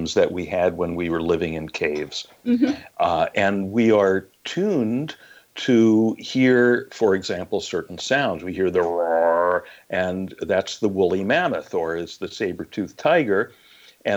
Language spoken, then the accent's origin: English; Los Angeles, California, United States; moved away as an adult; also born or lived in Long Island, New York / Santa Monica, California; I actually lived in a different part of the Los Angeles area in the Valley